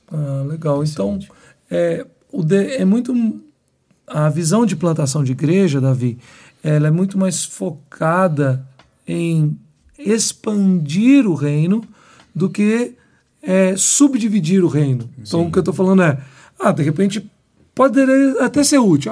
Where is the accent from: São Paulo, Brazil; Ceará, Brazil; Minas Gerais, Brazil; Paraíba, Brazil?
Minas Gerais, Brazil; Belo Horizonte; now in João Pessoa, Brazil; eu sou de Belo Horizonte